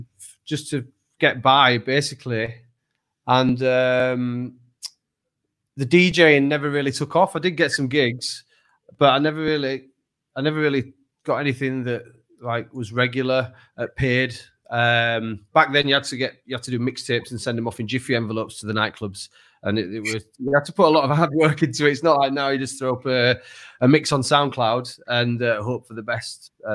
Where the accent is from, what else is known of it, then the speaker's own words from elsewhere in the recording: Leeds, Yorkshire and the Humber, United Kingdom; I'm from Leeds originally.